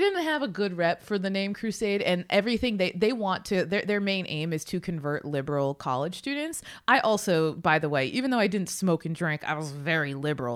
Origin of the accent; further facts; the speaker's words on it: South Ridge, Massachusetts, United States; moved away as an adult; I grew up in South Ridge, Massachusetts.